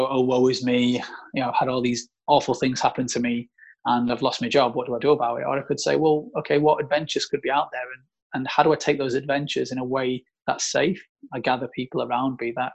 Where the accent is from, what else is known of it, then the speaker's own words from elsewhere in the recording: South Africa; moved away; we're both from South Africa. Like, pretty much all my family are from South Africa